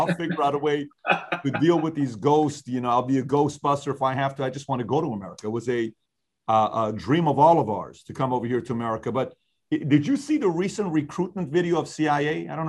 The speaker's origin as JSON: {"language": "English", "country": "Iran", "tie": "born or raised there", "moved": "yes", "lives_now": "United States", "said": "I grew up in Iran"}